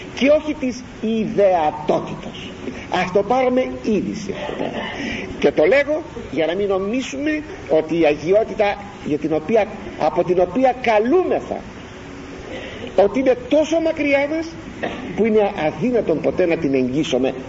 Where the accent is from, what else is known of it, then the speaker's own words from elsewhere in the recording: Greece; Είμαστε Έλληνες